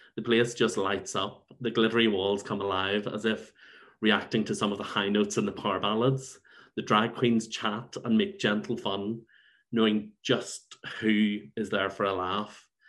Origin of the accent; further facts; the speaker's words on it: Belfast, Northern Ireland, United Kingdom; also born or lived in Saintfield; now in London, United Kingdom; So I grew up in Saintfield and in Belfast